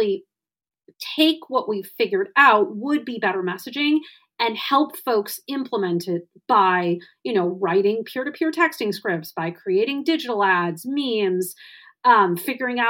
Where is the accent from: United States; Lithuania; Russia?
United States; Wisconsin; my home state of Wisconsin